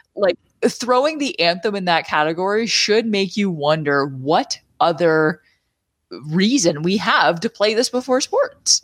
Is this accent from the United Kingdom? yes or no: no; Canada; as a Canadian